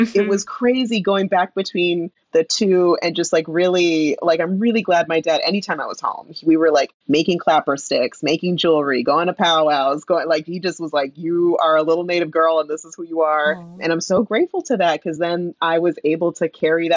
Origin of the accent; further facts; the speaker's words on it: San Diego, California, United States; also born or lived in Santa Barbara County, California; San Diego, which is my hometown, really. Like, that's where I spent most of my time.